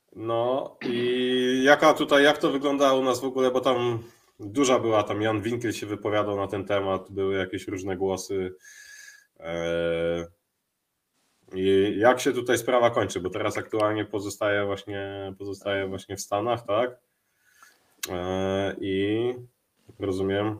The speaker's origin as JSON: {"language": "Polish", "town": "Warsaw", "region": "Masovian Voivodeship", "country": "Poland", "said": "ja jestem ten z Mokotowa"}